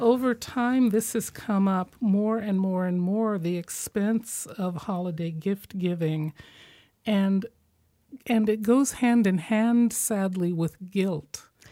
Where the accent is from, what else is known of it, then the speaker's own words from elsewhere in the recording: Midwest, United States; I'm from the Midwest